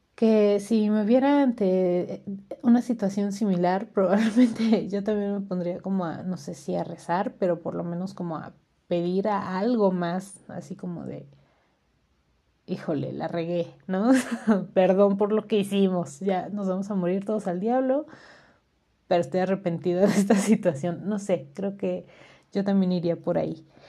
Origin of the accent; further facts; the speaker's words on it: Hidalgo, Mexico; acá en mi pueblo